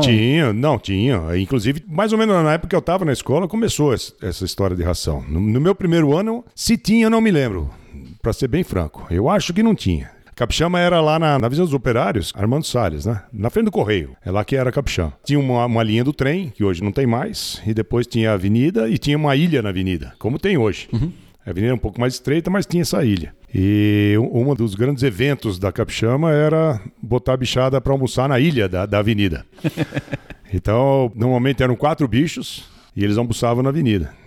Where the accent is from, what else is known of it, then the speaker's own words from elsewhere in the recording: São Paulo, Brazil; moved away as an adult; Morei em São Paulo. Nasci lá e morei em São Paulo. E era um paulistano daqueles mesmo